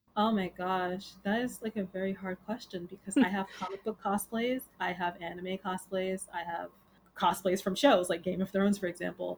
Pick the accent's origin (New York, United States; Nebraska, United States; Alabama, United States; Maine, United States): New York, United States; New York City; also born or lived in Bronx; I am originally from Queens, but I live in the Bronx